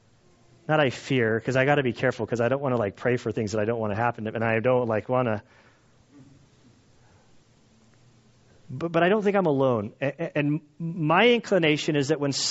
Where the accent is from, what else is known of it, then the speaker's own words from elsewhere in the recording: United States; us as American Christians